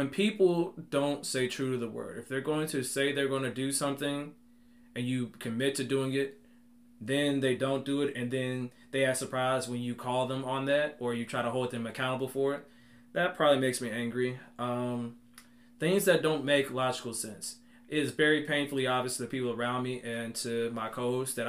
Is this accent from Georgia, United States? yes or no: no; Charlotte, North Carolina, United States; also born or lived in Durham, North Carolina; I'm originally from Charlotte, North Carolina. I am a elementary PE teacher residing in Bull City, Durham, North